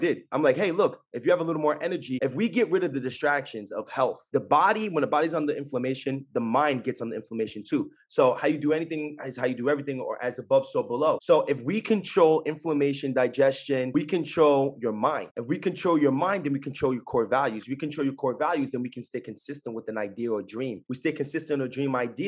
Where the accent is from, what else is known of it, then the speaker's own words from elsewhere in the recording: Jersey City, New Jersey, United States; I'm from Jersey City